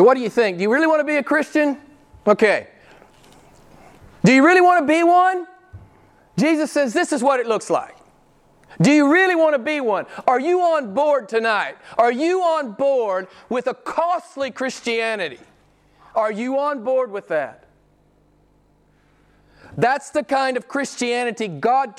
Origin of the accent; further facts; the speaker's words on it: United States; moved away; My home country